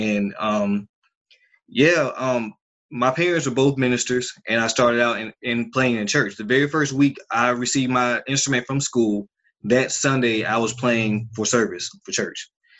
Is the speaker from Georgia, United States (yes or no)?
yes; Columbus, Georgia, United States; born there; also born or lived in Germany / Korea / Kansas; Well, I was born in Columbus, Georgia, on the Fort Benning base, military base. My father's military, retired Army. I've lived all around the world my entire life. Germany, Korea, Kansas, a little bit everywhere.